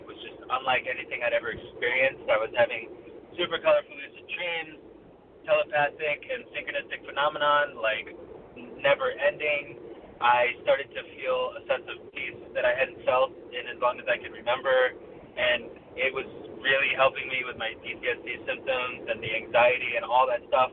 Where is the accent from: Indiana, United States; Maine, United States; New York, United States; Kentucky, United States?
New York, United States; Rochester; also born or lived in Omaha, Nebraska; Grew up mostly in Rochester, New York. I moved to Rochester when I was about six